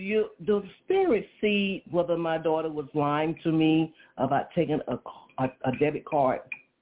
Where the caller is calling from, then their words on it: Atlanta, Georgia, United States; I'm calling from Atlanta.